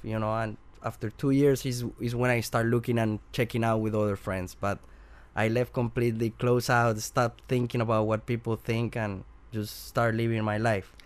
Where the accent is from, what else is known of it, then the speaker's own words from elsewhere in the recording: Bogota, Bogotá Capital District, Colombia; English is a second language; moved away; I'm from Colombia, from Bogota, and when, when I grow there